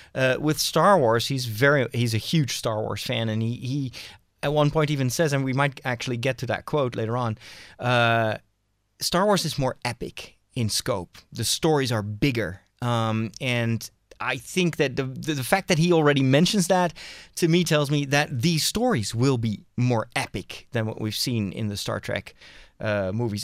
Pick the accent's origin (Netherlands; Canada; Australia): Netherlands; I'm from the Netherlands